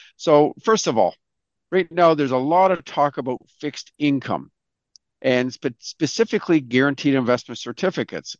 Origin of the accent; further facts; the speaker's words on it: Canada; we're all proud Canadians here